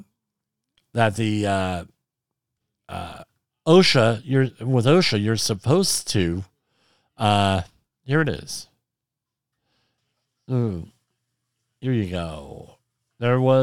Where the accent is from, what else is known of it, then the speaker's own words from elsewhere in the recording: New Jersey, United States; my home state of New Jersey that I grew up